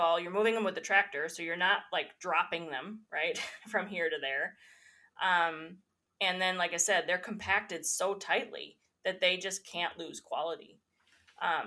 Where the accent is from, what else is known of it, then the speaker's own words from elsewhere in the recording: United States; I grew up in Tioga County